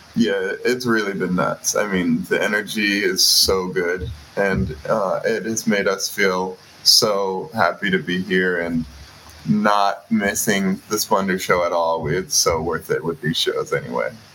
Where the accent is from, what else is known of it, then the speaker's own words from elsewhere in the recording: Boston, Massachusetts, United States; I grew up in Boston as a major basketball fan and basketball player